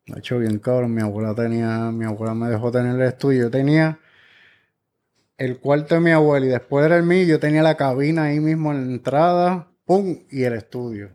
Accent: Guaynabo, Puerto Rico; also born or lived in Orlando; llegué a los 12 años a Guaynao

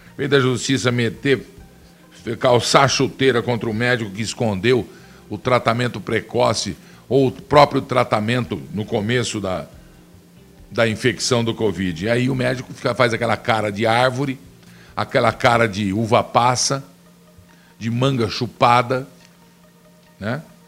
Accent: Piracicaba, São Paulo, Brazil; eu sou de Piracicaba, eu conheço muito ali

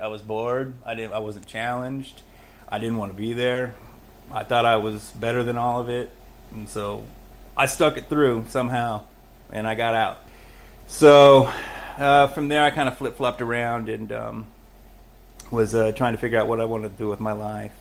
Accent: Los Angeles, California, United States; I was born in Los Angeles

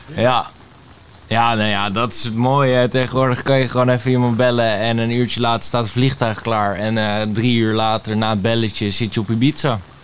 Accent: Laren, North Holland, Netherlands; also born or lived in Blaricum; ik ben geboren in Blarikum en ik woon al mijn hele leven in Laren

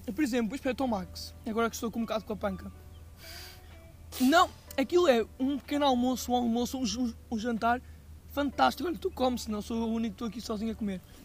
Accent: Aveiro, Centro, Portugal; eu sou da Aveiro

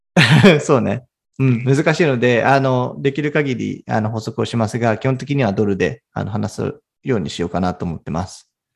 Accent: Japan; 私は東京のベンチャーキャピタルで働いている日本出身

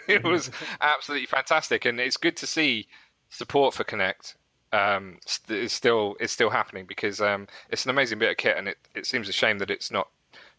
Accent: United Kingdom; we're British guys.

